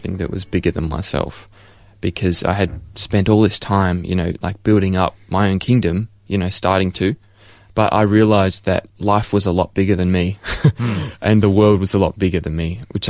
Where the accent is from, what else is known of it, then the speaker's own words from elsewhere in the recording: Melbourne, Victoria, Australia; I was born here in Ferntree Gully, close by, in Upper Ferntree Gully at the Angles. And so I've been born and raised as a Melbourneite for my whole life.